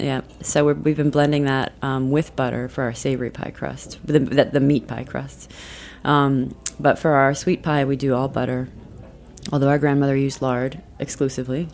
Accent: South Dakota, United States; now in Brooklyn, United States; we grew up in um, South Dakota

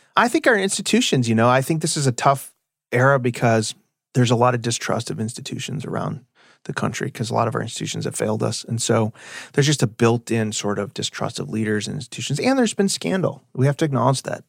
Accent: Illinois, United States; moved away as an adult; now in Texas, United States; I'm from Illinois. I like my state too

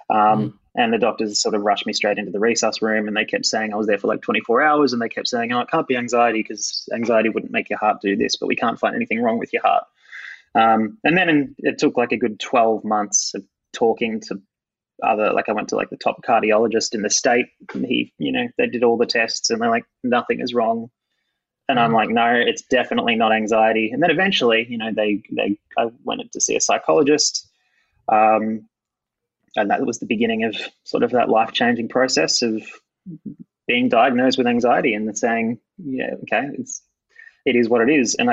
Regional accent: Bendigo, Victoria, Australia; also born or lived in Perth; I came from Bendigo and then I did a year stint in Perth and then I got the biggest station in the country

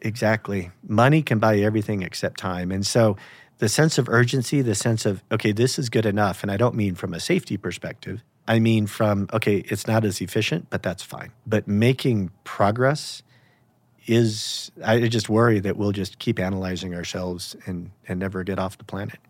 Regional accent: United States; I grew up in America

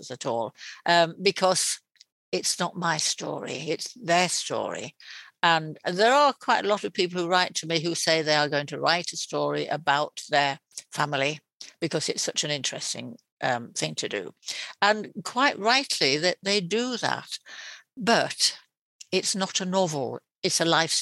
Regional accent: Yorkshire and the Humber, United Kingdom; now in East Yorkshire, United Kingdom; I'm from West Yorkshire, and yet I came to East Yorkshire

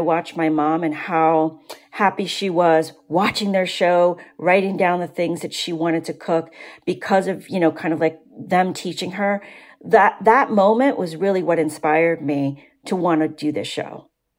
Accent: Vietnam; English is a second language; now in United States; My mother came to this country. When we came from Vietnam, my mother, you know, we spoke French and Vietnamese. We did not speak English.

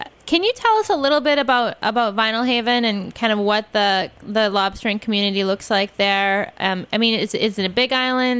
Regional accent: Midwest, United States; if you're from the Midwest like me, lobster means you are fancy pants.

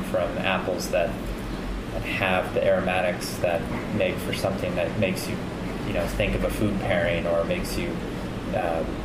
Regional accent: Kansas City, United States; now in Vermont, United States; I'm from Kansas City originally

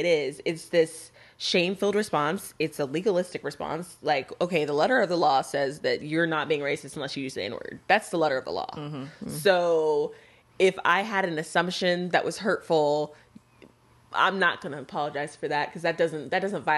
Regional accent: Texas, United States; now in Jackson, United States; my my home state. I think I may be the only Texan who's like, that is where I'm from

